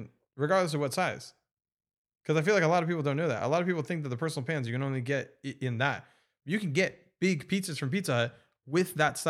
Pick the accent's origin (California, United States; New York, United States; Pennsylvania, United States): California, United States; I grew up in Orange County.